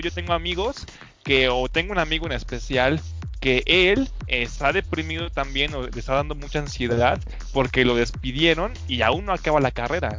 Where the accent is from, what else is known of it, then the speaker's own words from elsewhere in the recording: Mexico; los mismos mexicanos